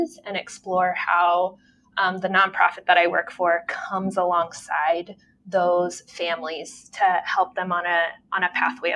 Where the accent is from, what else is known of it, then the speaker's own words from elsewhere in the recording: Texas, United States; moved away as an adult; also born or lived in Phoenix, Arizona; now in Michigan, United States; I lived most of my life in Texas. I was born in Phoenix, Arizona